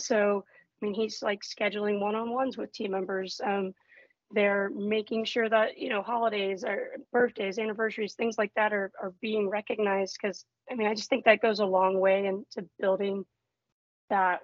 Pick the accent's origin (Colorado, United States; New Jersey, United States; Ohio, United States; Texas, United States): Texas, United States; moved away as an adult; also born or lived in Houston, Texas; now in Grand Rapids, United States; I'm originally from Texas, but now, of course, up in Michigan